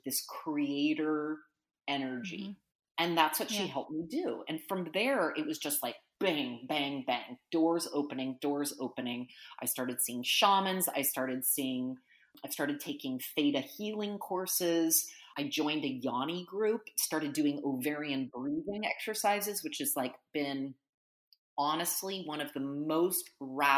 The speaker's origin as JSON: {"language": "English", "country": "United States", "said": "as an American"}